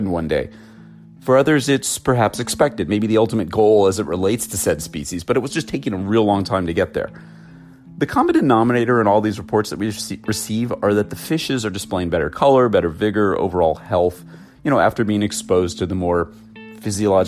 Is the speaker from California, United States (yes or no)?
yes; Los Angeles, California, United States; I'm an LA boy. I was born in Southern California, born and raised here.